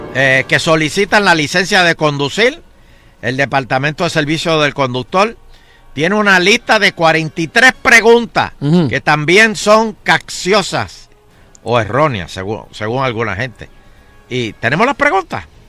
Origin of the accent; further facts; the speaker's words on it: Guaynabo, Puerto Rico; yo soy de Guaynabo